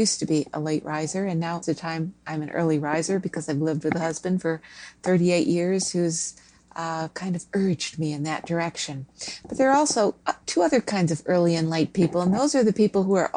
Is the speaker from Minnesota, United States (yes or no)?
yes; Minnesota, United States; I grew up in Minnesota and never saw an ocean until I was fairly old